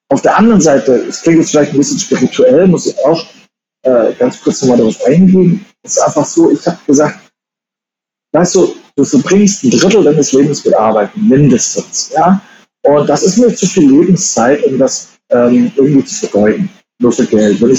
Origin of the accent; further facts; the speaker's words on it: Germany; kennt man halt so als Deutscher und habe dann von Thailand aus ein Jahr lang ganz Asien gescoutet.